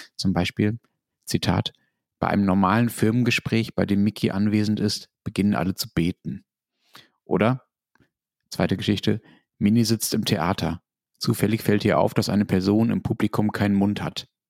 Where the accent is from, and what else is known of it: Germany